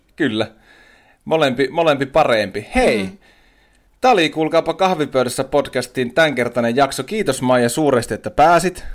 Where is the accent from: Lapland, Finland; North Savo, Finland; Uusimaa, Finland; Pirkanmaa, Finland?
Lapland, Finland; Tornio; Olen sieltä, juureni ovat siellä.